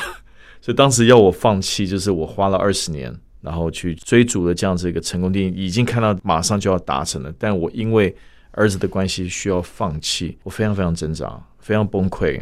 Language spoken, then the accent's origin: Chinese; United States; moved away as an adult; also born or lived in Shanghai, China; now in Taiwan; 我本身是在美国出生长大，所以我中文、英文都可以